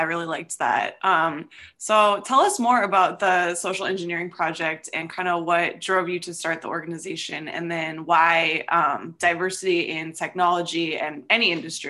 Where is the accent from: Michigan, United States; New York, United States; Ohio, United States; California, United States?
California, United States; El Cerrito; I am also from El Cerrito and I went to St. Mary's for high school as well.